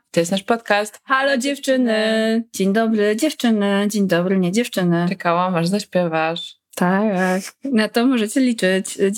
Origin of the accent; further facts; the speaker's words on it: Poland; Ja nie wiem, czy też właśnie dorastanie w Polsce powoduje jakieś